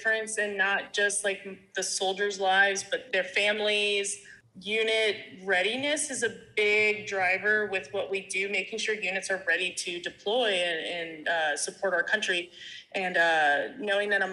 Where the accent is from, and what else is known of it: United States; moved away as an adult; also born or lived in North Carolina / San Antonio, Texas; now in Germany